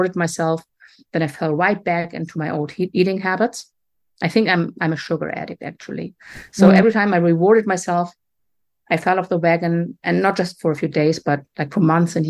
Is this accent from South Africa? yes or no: no; Germany; moved away as an adult; also born or lived in Atlantic Canada; now in Canada; I grew up in Germany, but right now I'm on the east coast of Canada